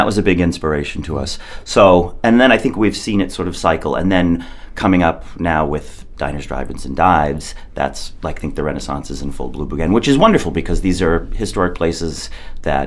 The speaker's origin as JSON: {"language": "English", "region": "Massachusetts", "country": "United States", "tie": "born or raised there", "moved": "as an adult", "lives_now": "Maine, United States", "said": "I grew up in Massachusetts. I was born in Massachusetts"}